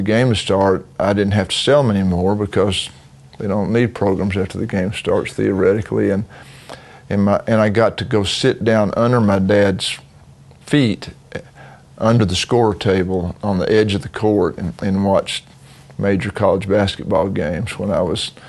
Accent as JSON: {"language": "English", "town": "Knoxville", "region": "Tennessee", "country": "United States", "tie": "born or raised there", "said": "I grew up in Knoxville, Tennessee"}